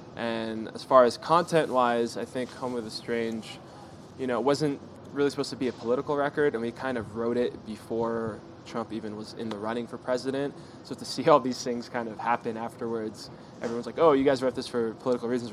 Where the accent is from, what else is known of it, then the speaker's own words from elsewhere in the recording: Southern California, United States; we're all from Southern California